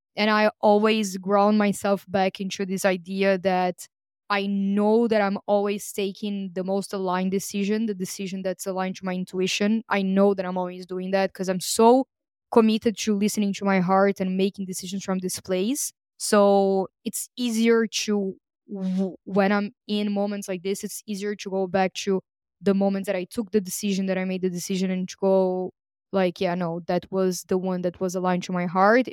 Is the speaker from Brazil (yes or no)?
yes; Brazil; English is a second language; moved away; also born or lived in Greece; I was born in Brazil